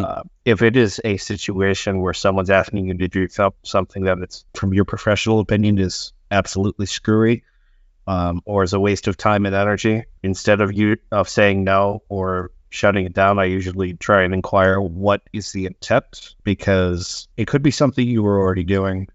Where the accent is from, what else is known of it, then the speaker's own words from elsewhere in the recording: United States; moved away as an adult; now in Sweden; I am a game designer here in Sweden. Uh, I am an American expat